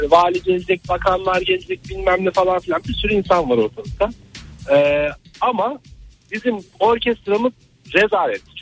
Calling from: Ankara, Turkey; Ankara'dan arıyorum.

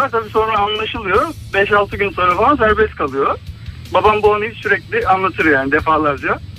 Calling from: Istanbul, Turkey; ben İstanbul'dan.

